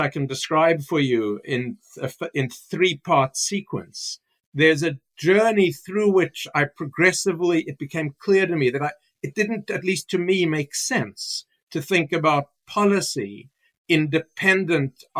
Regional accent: Cape Town, Western Cape, South Africa; moved away as an adult; now in United States; I was born in Cape Town, South Africa, and I was shaped by the experience of being raised, growing up in apartheid South Africa

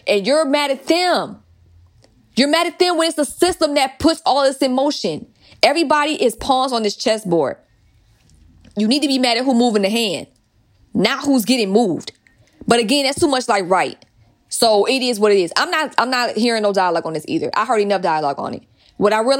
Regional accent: Atlanta, Georgia, United States; growing up in Atlanta

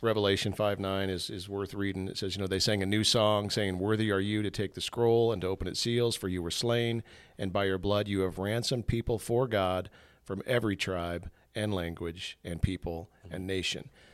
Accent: United States; I'm an American. I love that I get, get to be born here and raised here

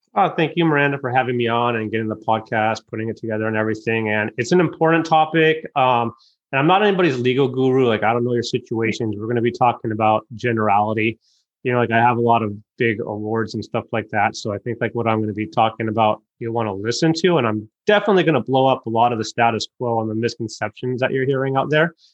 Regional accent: United States; moved away; also born or lived in Michigan; I'm originally from Lake Tahoe and I lived in Michigan

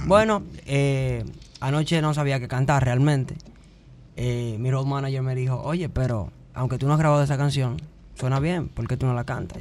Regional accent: Los Alcarrizos, Distrito Nacional, Dominican Republic; also born or lived in Canada; Soy dominicano. De los alcarrizos

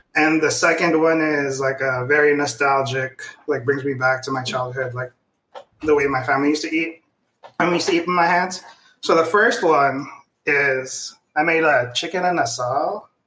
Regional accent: Cabanatuan, Central Luzon, Philippines; now in United States; I was born in the Philippines

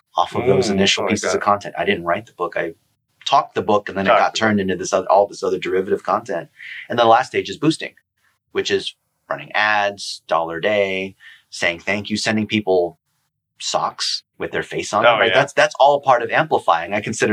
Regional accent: Dayton, Ohio, United States; I was born in Dayton, Ohio. I'm as an American as anyone else.

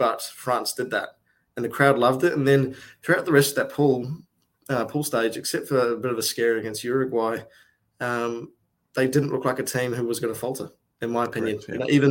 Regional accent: New Zealand; moved away; as a Kiwi

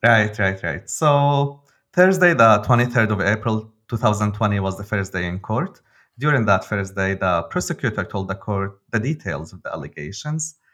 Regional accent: Damascus, Damascus Governorate, Syria; now in Berlin, Germany; I'm a journalist from Damascus, living now in Berlin

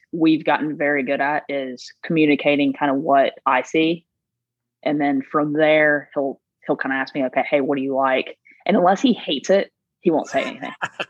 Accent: South Carolina, United States; I'm from South Carolina, so the only Carolina I know is South Carolina.

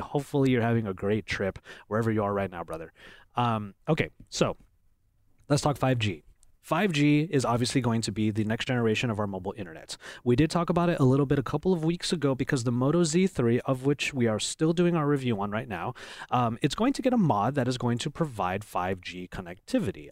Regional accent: Philippines; I'm Filipino

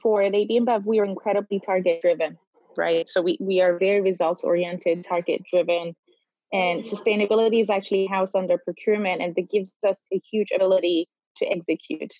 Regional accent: North Cyprus, Cyprus; moved away; I am born and raised in North Cyprus.

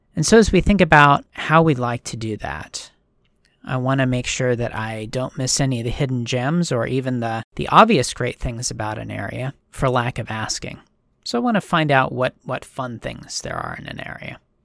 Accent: Washington, United States; also born or lived in Minnesota; I grew up here in Washington.

